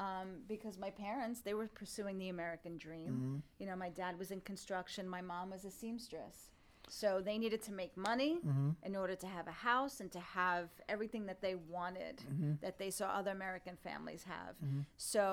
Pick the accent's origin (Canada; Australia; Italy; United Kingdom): Italy; English is a second language; So, when I was growing up, like I was telling you, I didn't speak English when I went to school. So back then in 1980-something, I'm not going to say exactly, there was no ESL class.